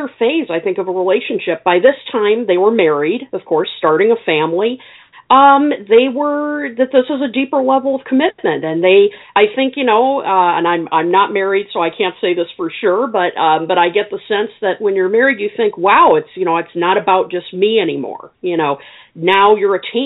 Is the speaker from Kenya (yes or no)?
no; Illinois, United States; my home state of Illinois. So I have to give props to my own people.